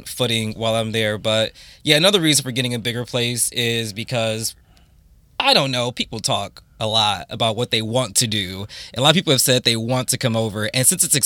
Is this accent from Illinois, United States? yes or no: no; Toledo, Ohio, United States; moved away as an adult; now in London, United Kingdom; I'm like, Toledo